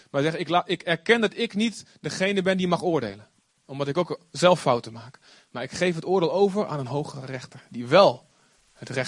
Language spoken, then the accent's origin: Dutch; Olst, Overijssel, Netherlands; Ik was vrijdag weer in Olst voor een bruiloft, eh, waar ik vandaan kom. En eh, nou ja, niet heel spectaculair dorp. Het viel me op hoe klein het eigenlijk is. Vroeger toen ik kind was, was het een hartstikke groot dorp.